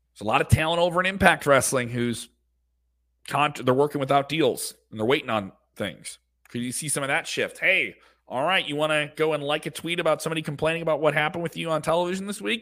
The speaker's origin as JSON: {"language": "English", "region": "Illinois", "country": "United States", "tie": "born or raised there", "said": "in Illinois, my home state"}